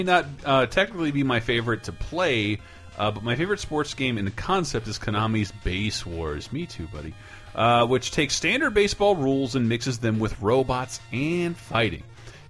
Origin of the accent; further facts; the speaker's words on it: Canada; As a Canadian, I was probably legally obligated to try hockey games.